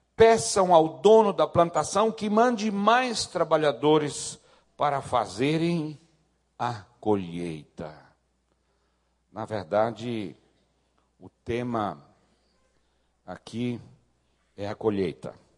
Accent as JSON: {"language": "Portuguese", "area": "the South", "region": "southern Brazil", "country": "Brazil", "said": "Eu sou do Sul"}